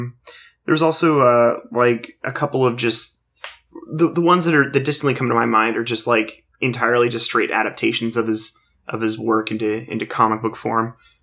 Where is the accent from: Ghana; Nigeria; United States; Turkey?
United States; Fillmore, California; also born or lived in Lawndale; we then moved from Lawndale to Fillmore, and growing up in Fillmore